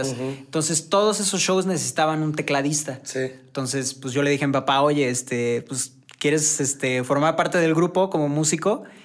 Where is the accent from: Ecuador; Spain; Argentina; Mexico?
Mexico; San Juan del Río, Querétaro; moved away as an adult; now in Querétaro, Mexico; Yo soy de San Juan del Río, pero por chamba me vine para, para acá y ya tengo como dos años más o menos viviendo aquí